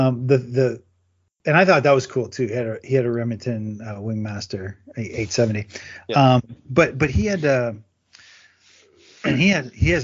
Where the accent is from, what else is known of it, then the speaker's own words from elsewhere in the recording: near Windsor, Ontario, Canada; I grew up in Canada, and I grew up, you know, near Windsor, Ontario, Detroit, Windsor border.